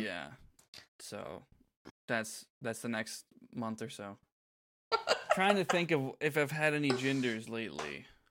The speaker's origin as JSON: {"language": "English", "region": "Florida", "country": "United States", "tie": "born or raised there", "said": "growing up in Florida"}